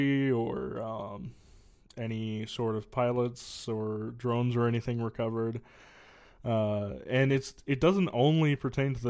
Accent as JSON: {"language": "English", "area": "the Northwest", "region": "Pacific Northwest", "country": "United States", "tie": "born or raised there", "said": "I am from the Northwest, born and raised."}